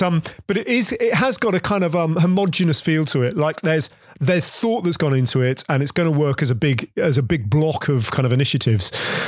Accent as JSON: {"language": "English", "region": "London", "country": "United Kingdom", "said": "as a Londoner"}